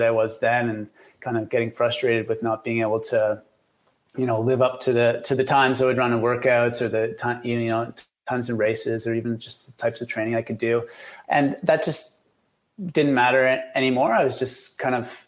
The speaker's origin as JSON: {"language": "English", "town": "Kingston", "region": "Ontario", "country": "Canada", "tie": "born or raised there", "also_born_or_lived": "Vancouver", "lives_now": "Ottawa, Canada", "said": "I grew up in Kingston about 2 hours from here, which in Ontario terms isn't very far away."}